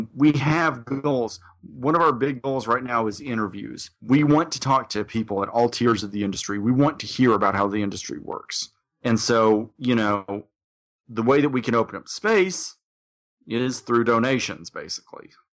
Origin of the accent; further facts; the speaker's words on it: Little Rock, Arkansas, United States; my hometown